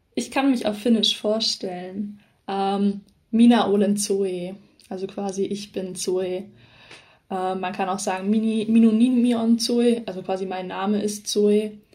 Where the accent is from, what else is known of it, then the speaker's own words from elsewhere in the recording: Southern Germany, Germany; bei uns in Süddeutschland